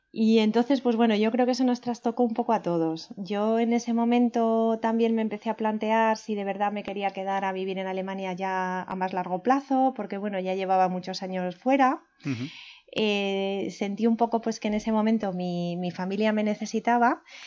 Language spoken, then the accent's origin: Spanish; Turégano, Castile and León, Spain; moved away as an adult; also born or lived in Segovia / Germany / France / England; now in Madrid, Spain; Soy de Segovia, de Segovia capital, aunque me considero de pueblo porque la mayor parte de mi infancia la pasé en un pueblo que se llama Turégano, que está más o menos en el centro de la provincia